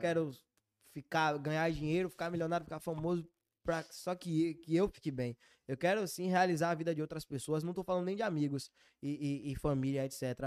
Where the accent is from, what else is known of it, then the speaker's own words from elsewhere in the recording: Bahia, Brazil; accent: Bahian; sou baiano